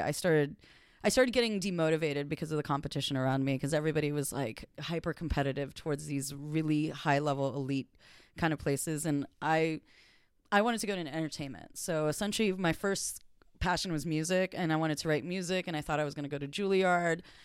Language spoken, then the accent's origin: English; Los Angeles, California, United States; also born or lived in New York; I was born and bred in L A.